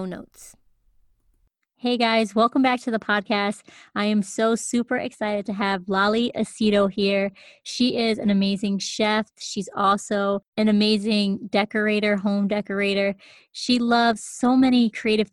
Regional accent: Puerto Rico; my upbringing with being, you know, Puerto Rican

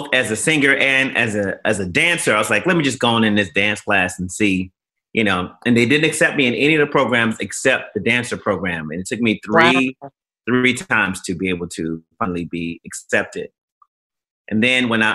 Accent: Gary, Indiana, United States; now in Chicago, United States; growing up in Gary, Indiana

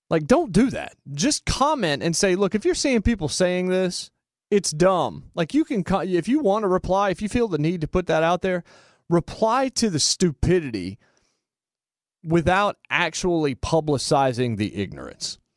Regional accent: Winston-Salem, North Carolina, United States; born or raised there

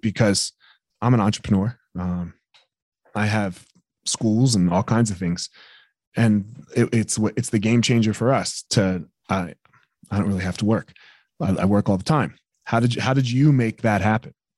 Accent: East Coast, United States; I grew up on the East Coast

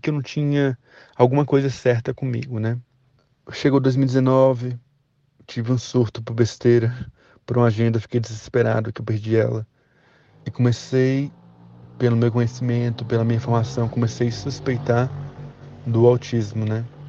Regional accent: Brasília, Federal District, Brazil; eu tenho 30 anos, eu sou de Brasília, sou pedagogo

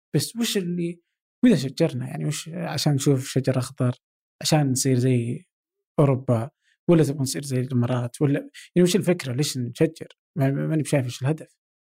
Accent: Abha, Asir, Saudi Arabia; انا مثلا من ابها

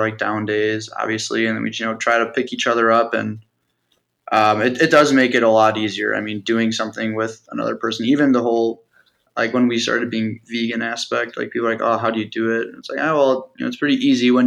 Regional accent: Park Ridge, Illinois, United States; We grew up in Park Ridge, which is like northwest suburb

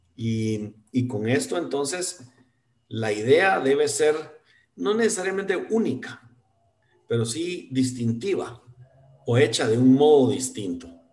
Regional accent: Guatemala; como guatemalteco

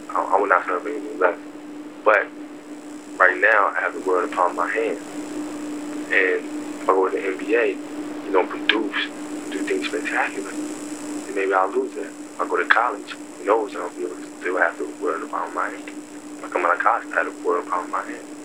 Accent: Italy; moved away; Like, I grew up in Italy. I didn't have anybody to rely on but my sisters

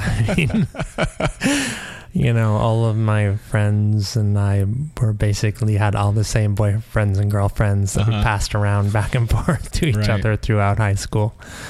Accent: Massachusetts, United States; born or raised there; also born or lived in Shelburne, Massachusetts; now in San Francisco, United States

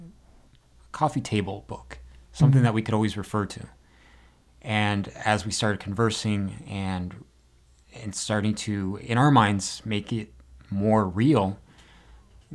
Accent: Las Vegas, Nevada, United States; moved away as an adult; also born or lived in Reno, Nevada; now in San Francisco, United States; I'm originally from Las Vegas, Nevada

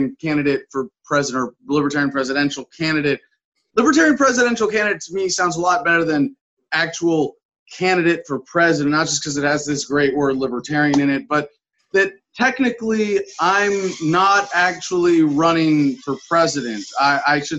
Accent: San Francisco, California, United States; I was born in San Francisco, grew up around the Bay Area

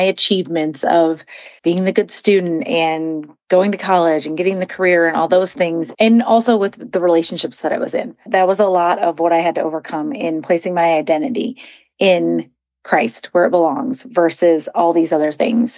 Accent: Midwest, United States; I grew up in the Midwest

